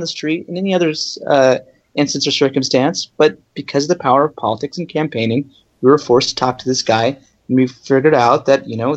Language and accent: English; Northern Virginia, United States; also born or lived in Maryland; I was born in Maryland. I grew up in Northern Virginia